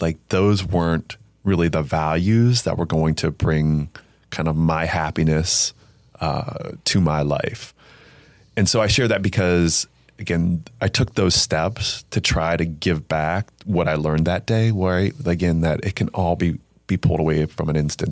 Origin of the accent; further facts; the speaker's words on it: Alliance, Ohio, United States; I'm born and raised in Northeast Ohio, um, from Alliance, Ohio